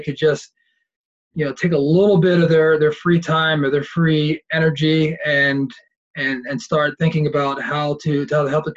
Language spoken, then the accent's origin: English; Philadelphia, Pennsylvania, United States; moved away as an adult; also born or lived in Delaware; now in San Diego, United States; I was born and raised in Philadelphia, and I lived there for 18 years